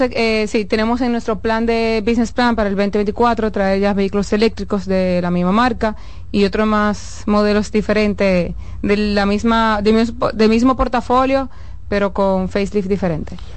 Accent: Cibao, La Vega, Dominican Republic; also born or lived in Santo Domingo; somos veganos, somos del Cibao

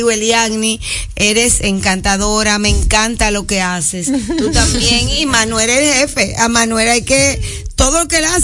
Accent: Dominican Republic; Porque esto que hiciste hoy es que realmente somos dominicanos de la A a la Z.

